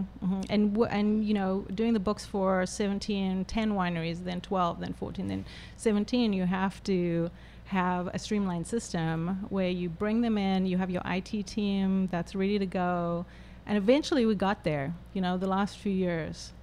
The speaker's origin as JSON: {"language": "English", "town": "Johannesburg", "region": "Gauteng", "country": "South Africa", "tie": "born or raised there", "also_born_or_lived": "Cape Town", "moved": "as an adult", "lives_now": "United States", "said": "I was born in Johannesburg"}